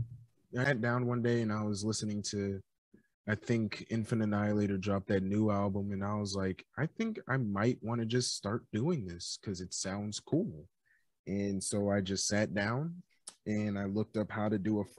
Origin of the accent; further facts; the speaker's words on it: New York City, New York, United States; I grew up in Queens, New York